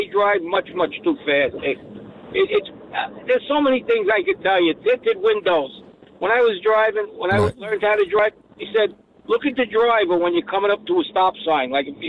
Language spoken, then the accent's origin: English; New York City, New York, United States; now in Staten Island, United States; And I'm from Brooklyn.